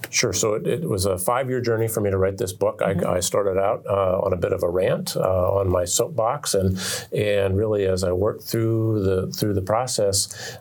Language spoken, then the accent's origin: English; Oregon, United States; moved away as an adult; now in Alaska, United States; I grew up in Oregon